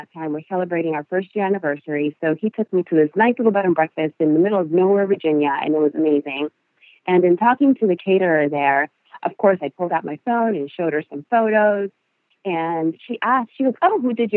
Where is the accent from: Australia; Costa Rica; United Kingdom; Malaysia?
Costa Rica; first language Spanish; English is a second language; moved away; my first language is Spanish. My second is English.